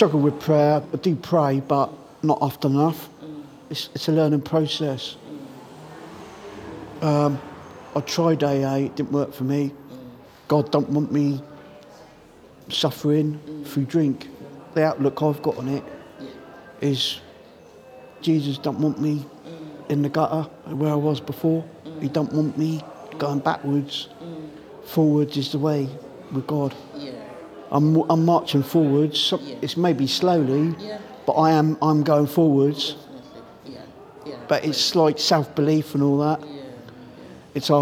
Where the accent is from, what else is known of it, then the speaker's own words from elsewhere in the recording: Southampton, South East England, United Kingdom; moved away as an adult; now in Reading, United Kingdom; I'm from Southampton